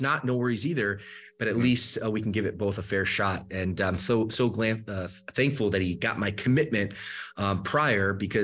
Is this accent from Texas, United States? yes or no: no; Michigan, United States; moved away as an adult; also born or lived in Georgia; now in Southern California, United States; I grew up the rest of my later part of my childhood, I should say, in the state of Michigan. So I grew up in the Midwest